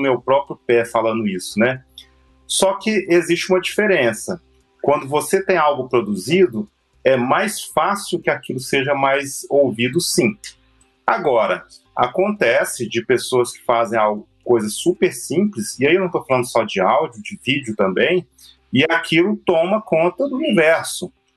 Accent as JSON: {"language": "Portuguese", "town": "Belo Horizonte", "region": "Minas Gerais", "country": "Brazil", "said": "nós mineiros, por exemplo, a gente tem mania de comer o fim das palavras"}